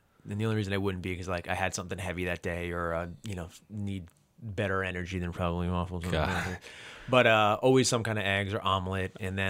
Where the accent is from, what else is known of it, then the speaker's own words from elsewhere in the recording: New Jersey, United States; I love a good diner. I'm from New Jersey.